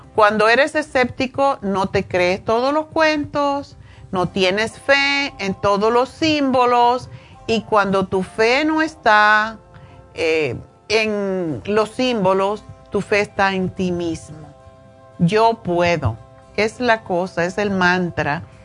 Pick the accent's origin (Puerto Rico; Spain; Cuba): Cuba; moved away; yo soy cubana